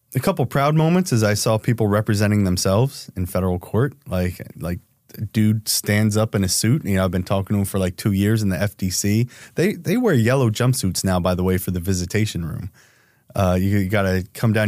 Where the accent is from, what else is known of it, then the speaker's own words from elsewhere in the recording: New Jersey, United States; I'm from Jersey, so it's a lot of go fuck yourself.